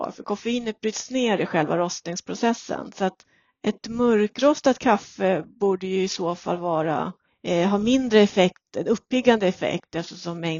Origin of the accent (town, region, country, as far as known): Sweden